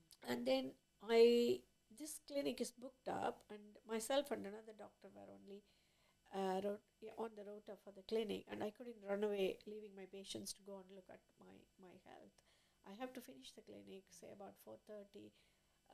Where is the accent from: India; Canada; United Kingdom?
India; moved away as an adult; I was born in India, and then I graduated from there, from a medical school